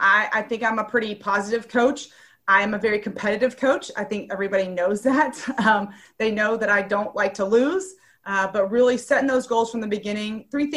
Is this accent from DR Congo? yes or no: no; Columbia, South Carolina, United States; now in Atlanta, United States; growing up in Columbia, South Carolina